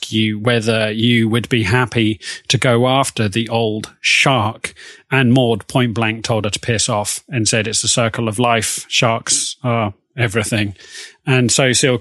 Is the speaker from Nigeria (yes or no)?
no; Oxford, South East England, United Kingdom; I am not from America. I was born in Oxford